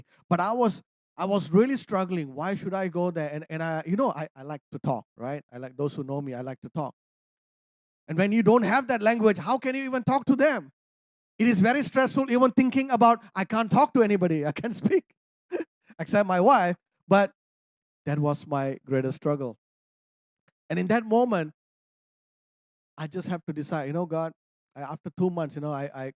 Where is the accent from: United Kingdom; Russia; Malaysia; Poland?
Malaysia; I'm a Malaysian. I'm an Indian